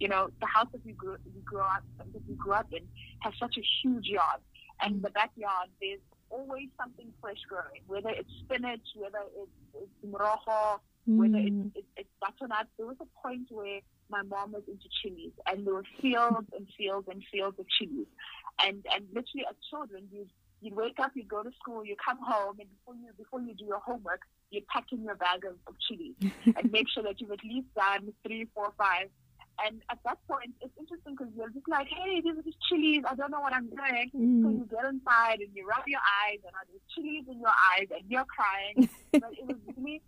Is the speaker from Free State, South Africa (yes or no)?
no; Limpopo, South Africa; moved away as an adult; now in Cape Town, South Africa; I'm originally from Limpopo, but I'm currently based in Cape Town. I grew up in Limpopo